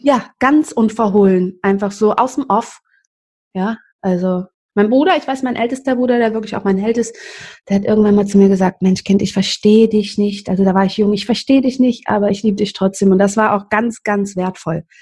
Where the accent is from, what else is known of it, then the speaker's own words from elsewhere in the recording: Cologne, North Rhine-Westphalia, Germany; aufgewachsen in Köln-Kalk in einem Milieu, also ich bin nicht in Köln-Kalk, in Humboldt-Gremmesch, das ist bei Kalk